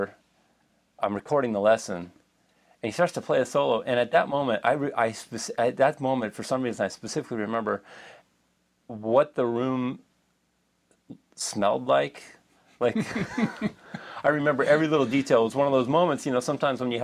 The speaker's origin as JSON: {"language": "English", "town": "Moraga", "region": "California", "country": "United States", "tie": "born or raised there", "also_born_or_lived": "Oakland, California", "said": "I was born in Oakland, but grew up in a small town called Moraga"}